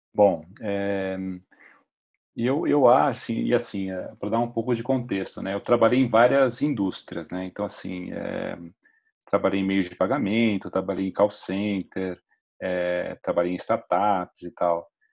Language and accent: Portuguese; São Paulo, Brazil; moved away as an adult; also born or lived in United States / San Francisco / Uberlândia; sou paulistano. Eu moro em São Paulo hoje, mas assim, eu morei 13 anos no, nos Estados Unidos